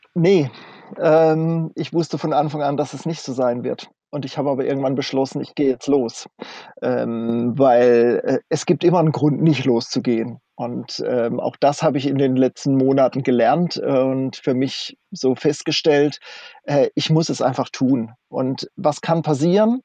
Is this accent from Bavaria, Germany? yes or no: no; Kaiserstuhl, near Freiburg, Baden-Württemberg, Germany; moved away as an adult; also born or lived in North Frisia, Schleswig-Holstein; komme ursprünglich vom Kaiserstuhl aus der Ecke bei Freiburg da unten, also Baden-Württemberg, und bin vor 21 Jahren nach Nordfriesland gezogen